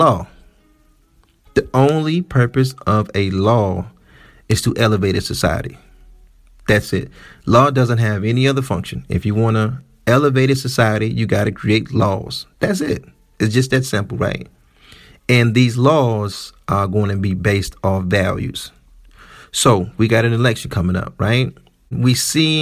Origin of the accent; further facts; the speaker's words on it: Detroit, Michigan, United States; I'm from Detroit, which is the blackest city